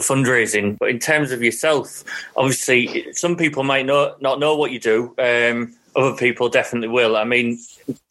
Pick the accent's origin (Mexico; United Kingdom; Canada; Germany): United Kingdom; Hull, Yorkshire and the Humber; I'm from Hull